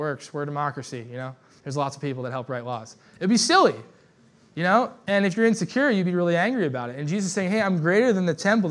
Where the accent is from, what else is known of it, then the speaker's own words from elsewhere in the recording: United States; I love living in America. I love being American